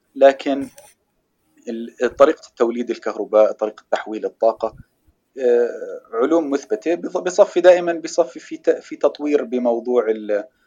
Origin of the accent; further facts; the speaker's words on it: Jordan; عندنا بالاردن